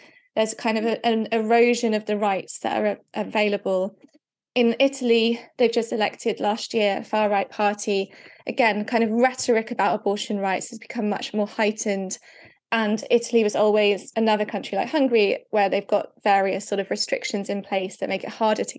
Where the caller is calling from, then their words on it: Bristol, South West England, United Kingdom; seeing as I'm talking from Bristol in the UK, I'll talk about the UK.